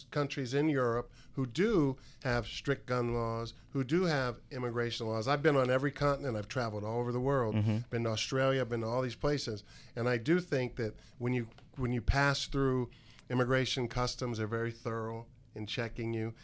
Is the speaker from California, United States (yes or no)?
no; Washington, District of Columbia, United States; I'm from Washington, D.C.